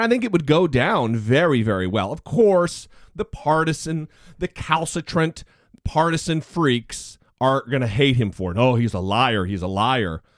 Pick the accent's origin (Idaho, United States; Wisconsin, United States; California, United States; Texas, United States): Idaho, United States; Orofino; moved away; the Idaho State Mental Hospital happens to also be in my hometown